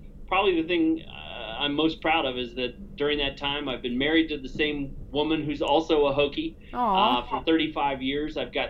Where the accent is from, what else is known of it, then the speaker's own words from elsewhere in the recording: Cincinnati, Ohio, United States; moved away as an adult; also born or lived in Virginia / Kobe, Japan / Hong Kong / China; now in Arizona, United States; I was born and raised in Cincinnati, Ohio.